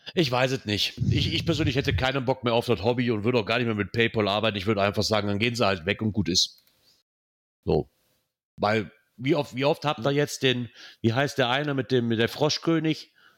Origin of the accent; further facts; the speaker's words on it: Rhineland, Germany; Was ich schon mal sehr sinnvoll finde als Rheinländer